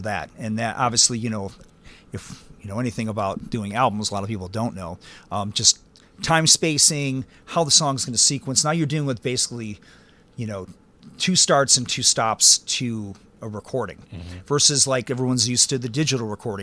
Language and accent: English; Chicago, Illinois, United States; also born or lived in Louisville; being Chicagoan